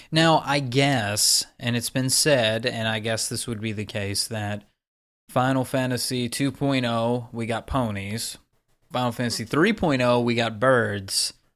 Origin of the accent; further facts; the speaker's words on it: Texas, United States; I'm from Texas